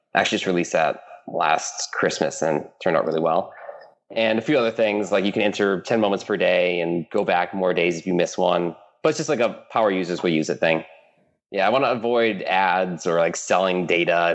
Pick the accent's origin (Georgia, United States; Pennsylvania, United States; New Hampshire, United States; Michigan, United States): Michigan, United States; moved away as an adult; also born or lived in East Coast / Stanford, California; I grew up in Michigan, middle middle nowhere, Midwest United States